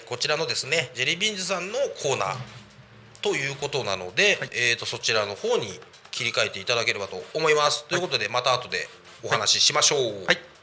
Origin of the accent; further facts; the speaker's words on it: Koshigaya, Saitama, Japan; 僕の地元越谷市で